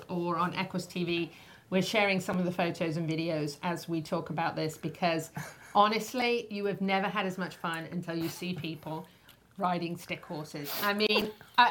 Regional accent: United Kingdom; moved away; I'm too British

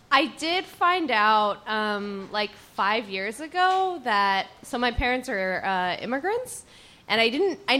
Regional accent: Dallas, Texas, United States; moved away; where I grew up in Dallas.

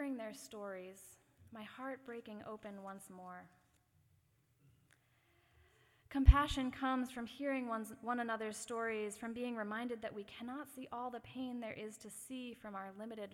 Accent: Massachusetts, United States; the Massachusetts town I grew up

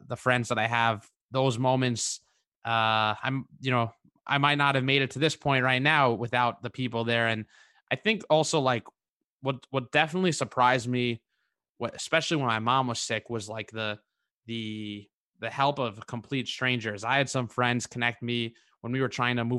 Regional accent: New York, United States; I grew up in New York

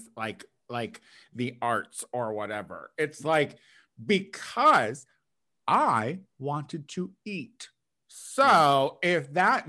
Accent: Central Illinois, United States; growing up in Central Illinois

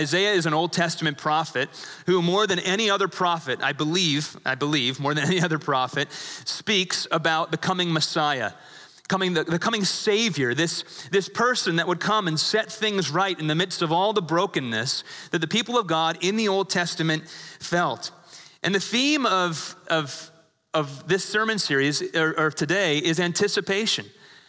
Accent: England, United Kingdom; born there; I was born in England. I think I get a pass on this one. I have a little bit of British blood in me

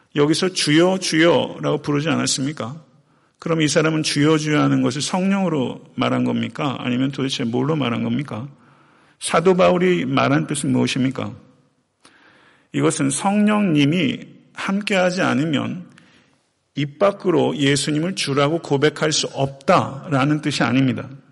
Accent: Chungcheong, South Korea; now in Atlanta, United States; 제가 원래 고향이 충청도인데요

